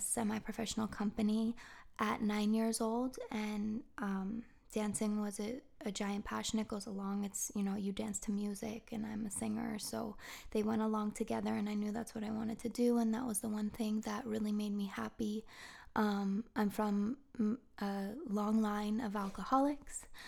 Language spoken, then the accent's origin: English; Marblehead, Massachusetts, United States; moved away as an adult; also born or lived in Beverly, Massachusetts / San Diego, California; I grew up in Marblehead